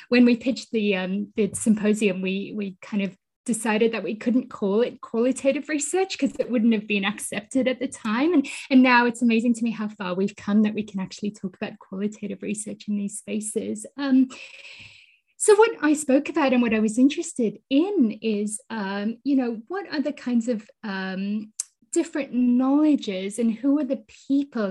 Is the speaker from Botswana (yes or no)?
yes; Botswana; also born or lived in South Africa; I was born in South Africa and I grew up in Botswana.